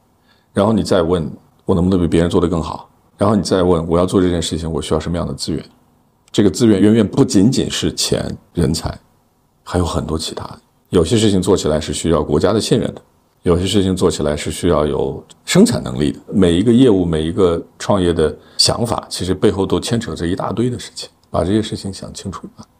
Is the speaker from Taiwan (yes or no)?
no; China; 咱们中国的土生土长的人，即使有国际的经验，最后回到这片土地，都是一样的原因吧？这还是自己的家园吧，对吧？